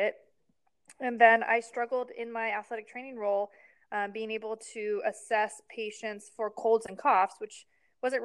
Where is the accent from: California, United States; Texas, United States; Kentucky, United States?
California, United States; San Diego; to San Diego and to my hometown